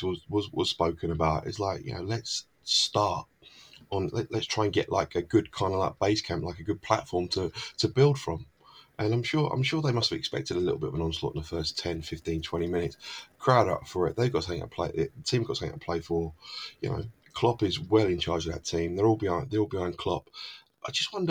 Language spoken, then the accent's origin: English; London, United Kingdom; I come from South London